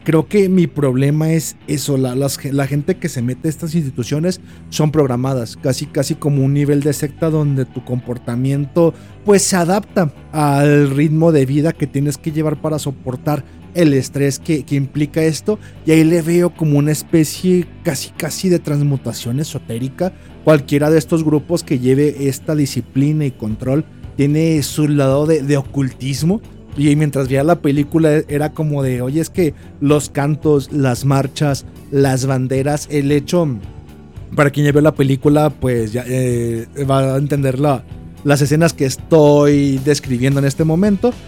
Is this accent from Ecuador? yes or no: no; Mexico